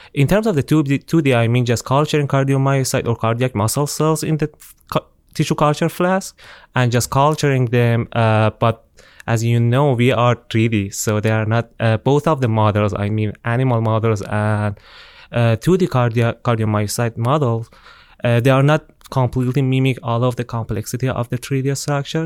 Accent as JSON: {"language": "English", "town": "Tehran", "region": "Tehran Province", "country": "Iran", "tie": "born or raised there", "moved": "as an adult", "lives_now": "Auburn, United States", "said": "I'm from Iran. Uh, I'm, I, I was born and raised in Tehran, the capital of my country"}